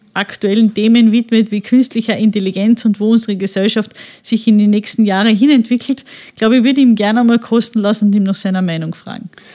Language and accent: German; Friesach, Carinthia, Austria; also born or lived in Klagenfurt; Ich bin in Klagenfurt geboren, aber von klein auf immer in Friesach